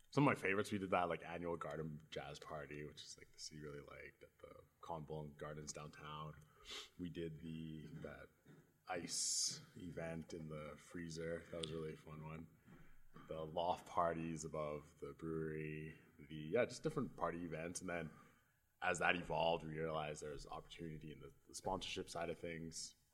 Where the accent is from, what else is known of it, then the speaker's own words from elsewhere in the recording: Edmonton, Alberta, Canada; Uh, I was born and raised in Edmonton.